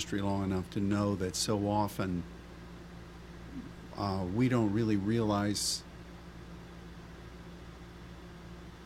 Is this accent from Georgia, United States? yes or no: no; Pennsylvania, United States; my home state of Pennsylvania